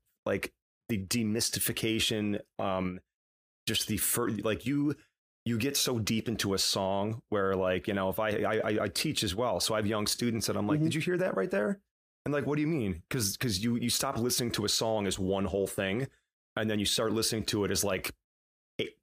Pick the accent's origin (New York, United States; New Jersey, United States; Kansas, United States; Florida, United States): New York, United States; Whitesboro; now in Long Island, United States; I grew up in Utica, New York. Well, Whitesboro, which is a small town outside of Utica